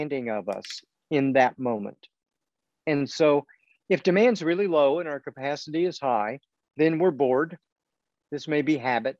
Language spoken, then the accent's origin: English; Missouri, United States; also born or lived in England; except for time as an undergraduate in England, I have lived in Missouri for all my life